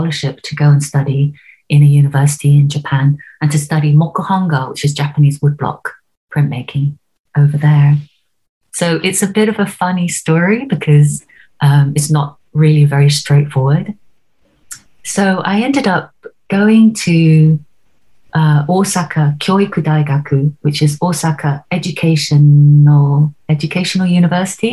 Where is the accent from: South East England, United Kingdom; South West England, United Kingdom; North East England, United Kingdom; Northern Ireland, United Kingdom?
South East England, United Kingdom; Oxford; I grew up in Oxford